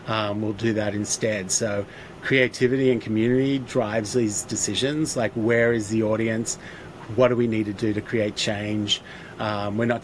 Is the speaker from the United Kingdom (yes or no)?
no; Australia; moved away as an adult; now in Los Angeles, United States; being an Aussie and identifying as an Aussie